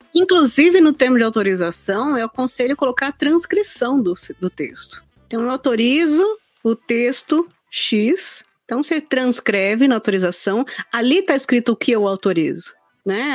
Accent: São Bernardo do Campo, São Paulo, Brazil; moved away as an adult; now in São Paulo, Brazil; eu sou de São Bernardo do Campo, na BC Paulista, e aí eu vim para São Paulo na pandemia

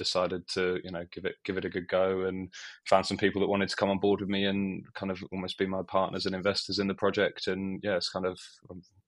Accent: Bury St Edmunds, East of England, United Kingdom; Yeah, so I'm from Bury St Edmunds in not so sunny Suffolk at the moment, but we had a good summer.

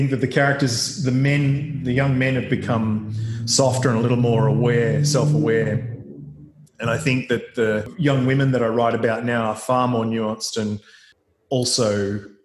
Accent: Gippsland, eastern Victoria, Australia; the socioeconomic situation that I grew up in Gippsland in eastern Victoria

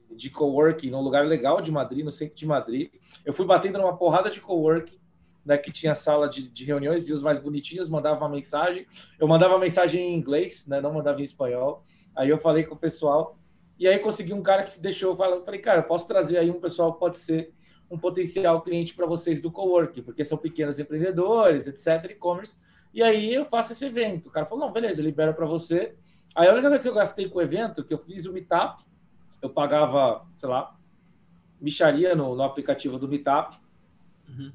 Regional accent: Brazil; moved away as an adult; also born or lived in Spain; eu sou brasileiro

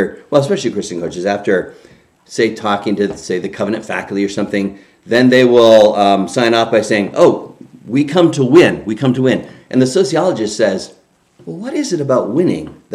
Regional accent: Canada; now in United States; I grew up in Canada

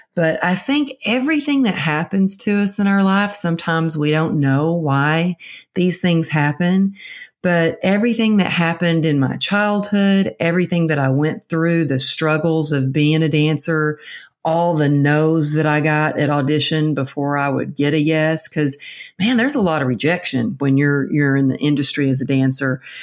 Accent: Texas, United States; now in California, United States; I'm from Texas, but I'm living out in California.

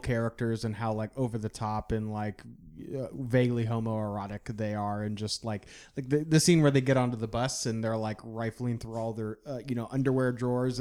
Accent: Indiana, United States; I'm from Indiana

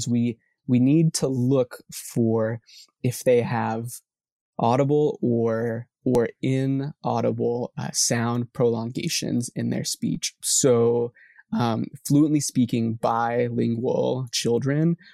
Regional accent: Corpus Christi, Texas, United States; I hail from South Texas, Corpus Christi

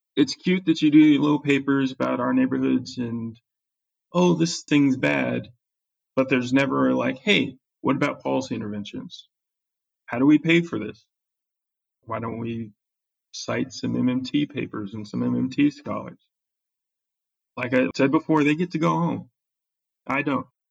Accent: California, United States; moved away as an adult; now in Kansas City, United States; I'm from California

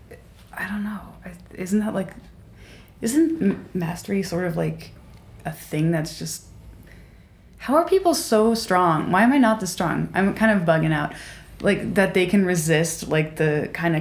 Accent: Maryland, United States; I'm from Maryland

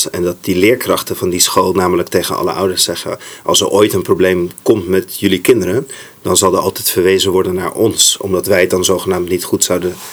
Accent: Saudi Arabia; want ik ben opgegroeid in Saudi-Arabië. Dus daar ging ik voor het eerst naar school, midden in de woestijn.

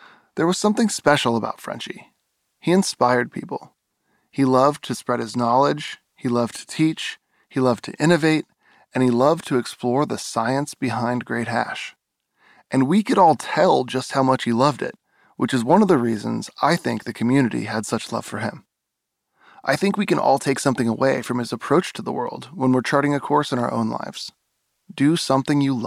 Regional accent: East Bay, California, United States; I grew up in the East Bay. That's my old stomping grounds

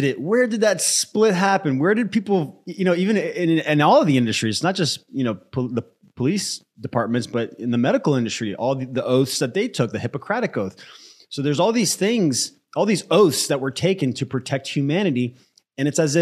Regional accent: United States; also born or lived in Brazil; I grew up in the US since I was 8

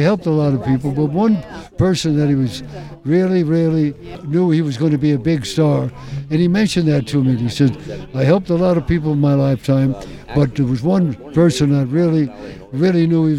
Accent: Stamford, Connecticut, United States; moved away; my hometown named after me in Stamford, Connecticut, where I was born and raised.

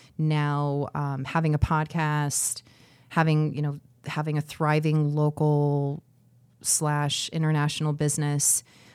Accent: Scottsdale, Arizona, United States; moved away as an adult; also born or lived in Detroit, Michigan; now in Cedar Rapids, United States; I'm from Scottsdale, Arizona.

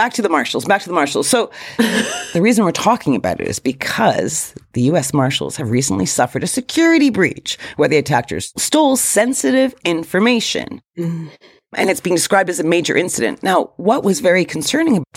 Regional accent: United States; I'm American

